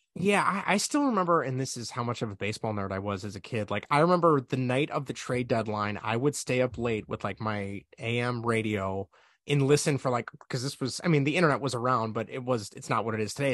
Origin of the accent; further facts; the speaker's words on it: Chicago, Illinois, United States; I'm from Chicago